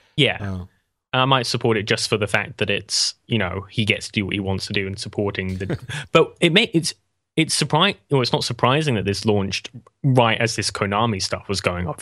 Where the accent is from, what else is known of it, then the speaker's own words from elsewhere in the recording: England, United Kingdom; I'm English